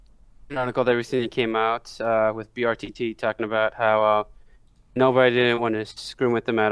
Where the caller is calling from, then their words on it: New York City, New York, United States; New York City as always.